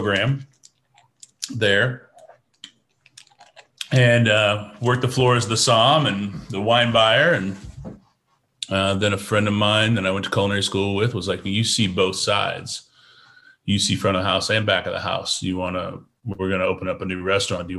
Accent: Oklahoma, United States; now in Houston, United States; I grew up in Oklahoma

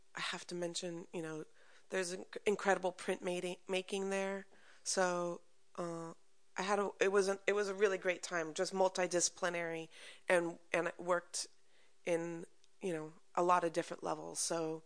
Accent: Culver City, California, United States; I grew up in Culver City

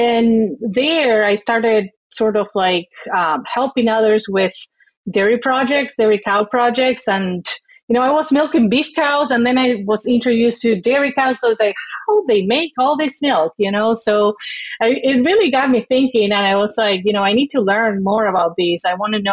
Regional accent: Uruguay; moved away as an adult; also born or lived in Florida; now in Wisconsin, United States; I am originally from Uruguay, as you said. I was raised more as a city girl than a farm girl

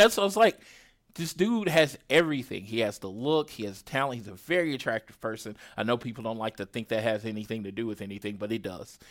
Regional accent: Oklahoma, United States; I'm from Oklahoma

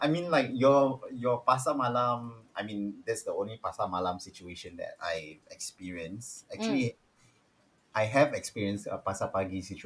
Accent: Singapore; for us Singaporeans

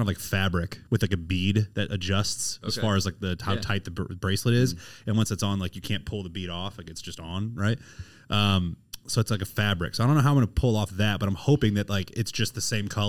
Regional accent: St. Charles, Missouri, United States; I grew up in St. Charles, St. Louis area.

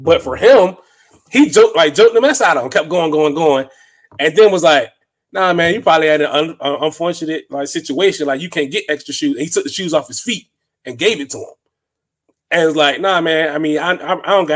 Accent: Northern Virginia, United States; moved away as an adult; now in Texas, United States; I'm from the 75. I'm from North of Virginia.

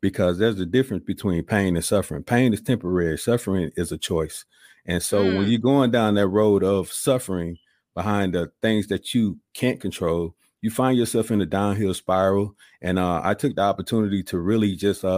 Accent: Columbus, Georgia, United States; moved away as an adult; I'm originally from Columbus, Georgia. Joined the military, spent 21 years in the service

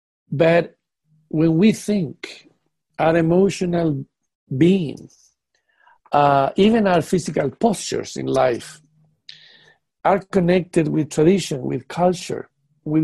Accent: England, United Kingdom; now in Netherlands; being a British man living in Netherlands, that Netherlands people do not think like British people.

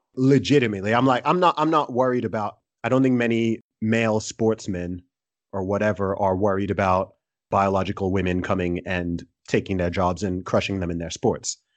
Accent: Nigeria; I'm Nigerian.

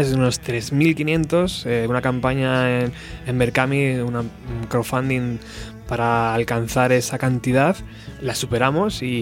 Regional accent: Spain; Ahora como buenos españoles, ¿qué toca?

